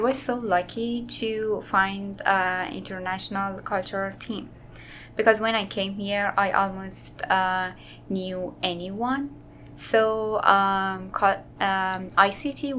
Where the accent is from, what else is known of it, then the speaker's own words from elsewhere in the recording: Iran; moved away as an adult; now in Arkansas, United States; I came to the Arkansas from Iran to attend the Fine Arts program